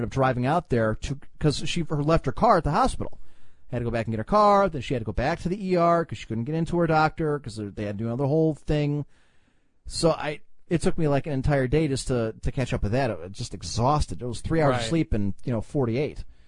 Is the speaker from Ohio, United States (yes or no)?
yes; Ohio, United States; we're from Ohio. We're not from Kentucky